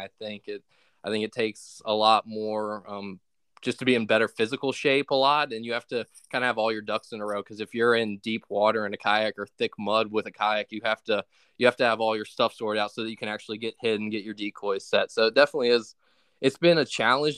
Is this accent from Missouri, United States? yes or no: no; Richmond, Virginia, United States; I'm from Richmond, Virginia